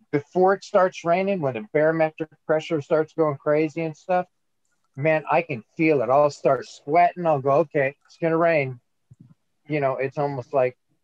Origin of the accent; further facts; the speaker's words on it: Oregon, United States; moved away; I grew up in Oregon